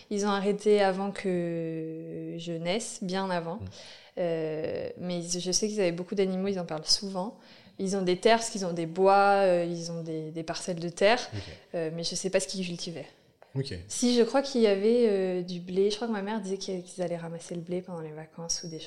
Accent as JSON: {"language": "French", "region": "Normandy", "country": "France", "tie": "born or raised there", "said": "En Normandie, dans l'Eure. Euh, là où il n'y a presque pas de ville, mais un peu quand même."}